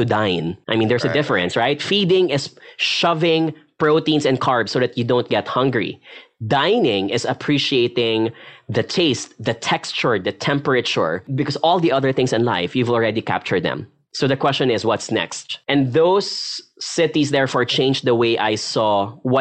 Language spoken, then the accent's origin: English; Philippines; being a Filipino